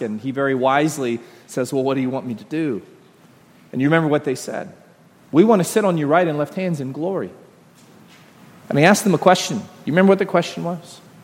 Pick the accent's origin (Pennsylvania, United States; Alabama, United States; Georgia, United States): Georgia, United States; Royston; I'm from Royston, Georgia